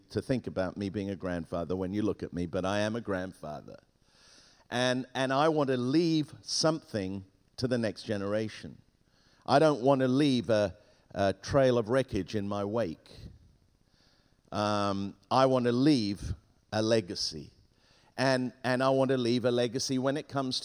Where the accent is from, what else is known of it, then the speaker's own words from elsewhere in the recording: England, United Kingdom; first language Spanish; English is a second language; also born or lived in Hong Kong / Ghana / Tangier, Morocco / south of Spain; at the age of five, we flew from Beirut to England, and I arrived in England at the age of five speaking not one word of English. And I had to learn English very quickly because at school they made fun of me. And so I learned English, and I was educated in England